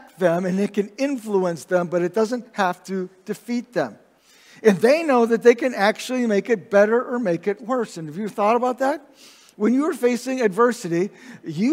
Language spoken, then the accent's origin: English; Indiana, United States; also born or lived in Michigan; I remember when we moved from Michigan down to Indiana when I was in second grade